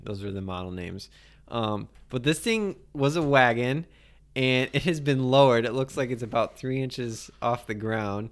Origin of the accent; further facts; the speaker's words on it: Iowa, United States; moved away; I enjoy the state. It's my home state.